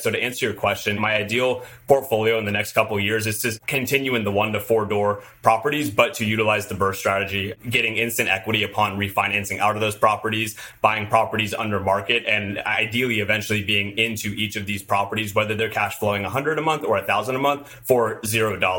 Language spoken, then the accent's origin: English; Southern California, United States; I'm from Southern California, I've lived here just about my whole life